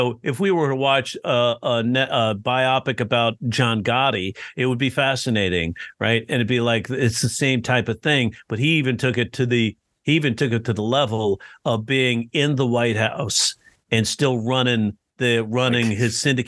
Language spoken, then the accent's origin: English; New York, United States; I'm from New York